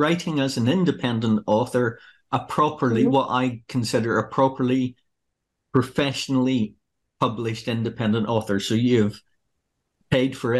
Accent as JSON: {"language": "English", "town": "Larne", "region": "Northern Ireland", "country": "United Kingdom", "tie": "born or raised there", "moved": "yes", "lives_now": "Australia", "said": "my hometown of Larne"}